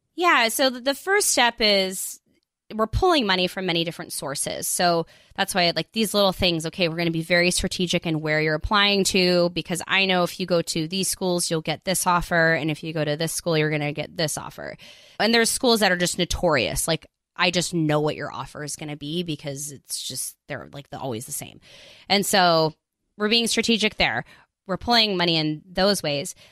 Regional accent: United States; also born or lived in South Korea; I'm American, but I lived in South Korea for six years

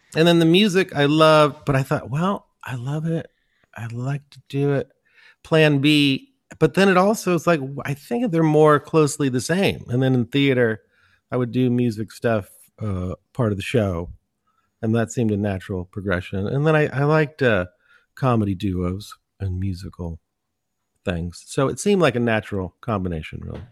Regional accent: San Francisco Bay Area, California, United States; also born or lived in Los Angeles; I grew up in the Bay Area, well, San Francisco Bay Area

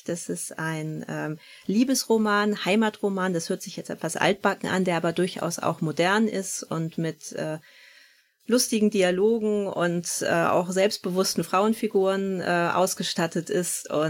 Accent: Northern Germany, Germany; Wir sind beide hier im Norden groß geworden

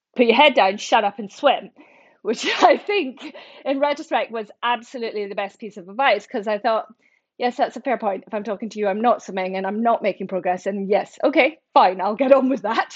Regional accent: central Scotland, United Kingdom; moved away as an adult; also born or lived in Oxford / London; I grew up in Scotland, um, central Scotland

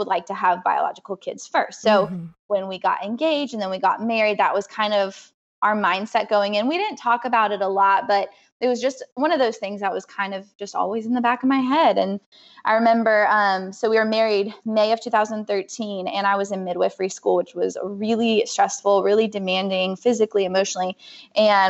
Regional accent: California, United States; moved away; I'm from California

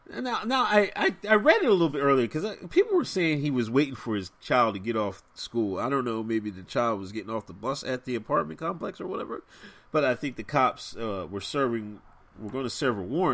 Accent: West Chester, Pennsylvania, United States; Westchester, Pennsylvania, where I'm my hometown

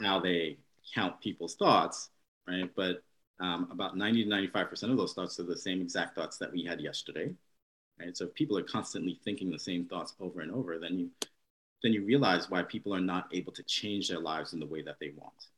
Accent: New York, United States; born and raised here in New York

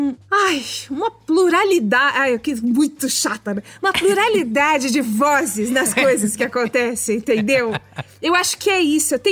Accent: São Paulo, Brazil; eu cresci em São Paulo dentro de um apartamento.

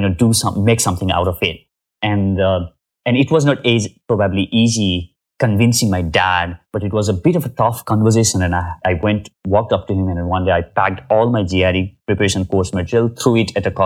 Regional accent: Nepal; I come from Nepal.

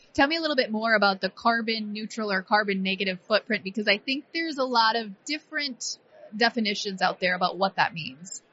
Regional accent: Iowa, United States; I'm from Iowa.

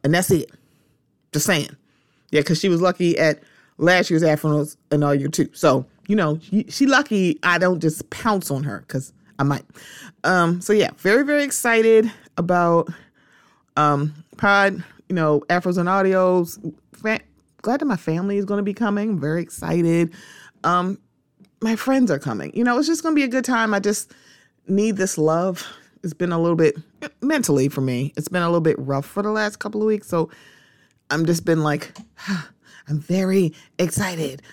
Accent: Baltimore, Maryland, United States; my hometown

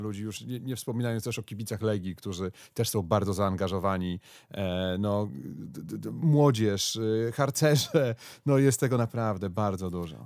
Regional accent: Konstancin-Jeziorna, Masovian Voivodeship, Poland; jestem z Konstancina

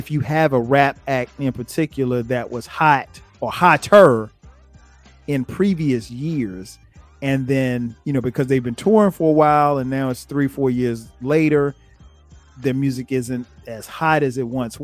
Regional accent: Florence, South Carolina, United States; I grew up in South Carolina. So, and I grew up in Florence, South Carolina.

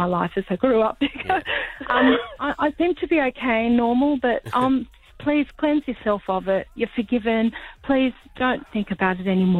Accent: Australia; also born or lived in Slovenia; Because I grew up here, and I, as far as I know, I settled, you know, quite well. I was 2 years old when I came to Australia from Slovenia, so I don't remember it.

